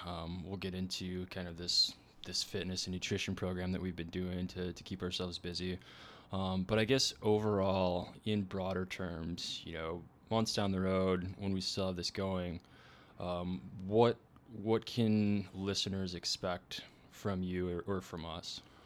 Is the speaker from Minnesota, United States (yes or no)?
yes; Minnesota, United States; we're both from Minnesota